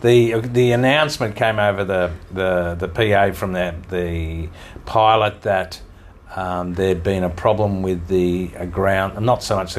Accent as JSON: {"language": "English", "country": "Australia", "accent": "Australian"}